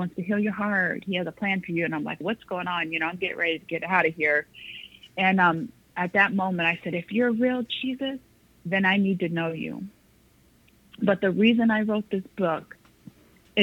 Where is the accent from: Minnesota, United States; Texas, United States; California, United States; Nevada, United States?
Nevada, United States; Las Vegas; I grew up in Las Vegas, Nevada. My parents moved me there my third grade year, like the middle of school when I was 8